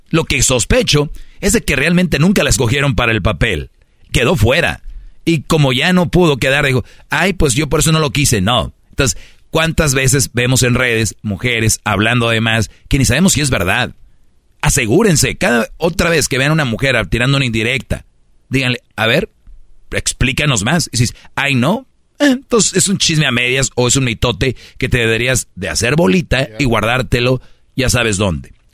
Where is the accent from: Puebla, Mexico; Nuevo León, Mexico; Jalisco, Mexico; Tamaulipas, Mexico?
Nuevo León, Mexico; Monterrey; Yo soy regio